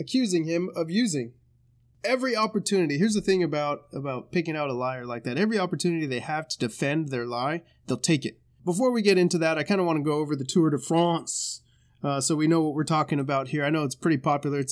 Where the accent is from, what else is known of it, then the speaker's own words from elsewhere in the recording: Central Valley, California, United States; now in Bay Area, United States; I'm from the Central Valley